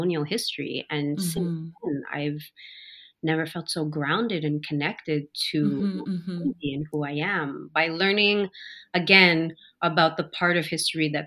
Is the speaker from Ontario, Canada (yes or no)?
no; Montreal, Quebec, Canada; I'm born and raised in Montreal